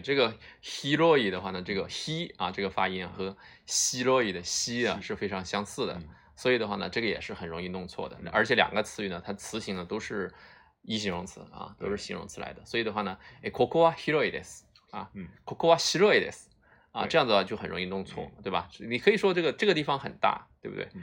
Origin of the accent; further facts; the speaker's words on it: China; 我们中国人